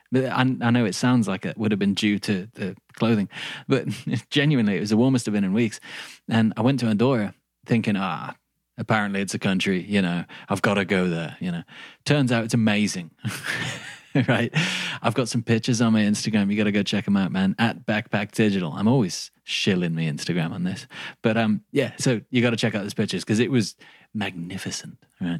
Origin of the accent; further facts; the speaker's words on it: England, United Kingdom; accent: Midlands English crossed with a little Australian; My accent isn't standard English. It's like Midlands English crossed with like a little bit of Australian and like something weird in there as well.